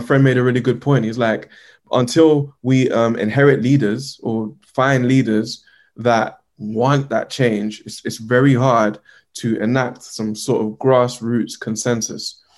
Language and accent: English; Uganda; I'm from Uganda